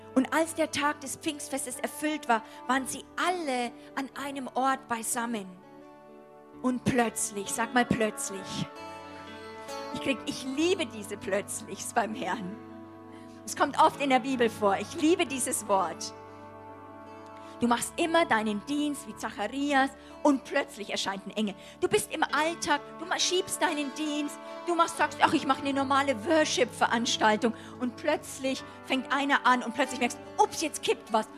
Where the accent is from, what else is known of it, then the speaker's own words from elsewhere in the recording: Germany; Ich identifiziere mich für, als Deutsche